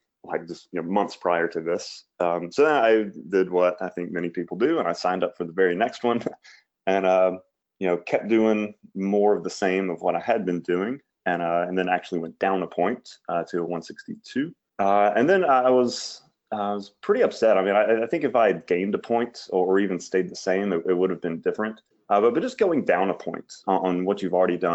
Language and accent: English; Mississippi, United States; I'm from Mississippi, lived my whole life here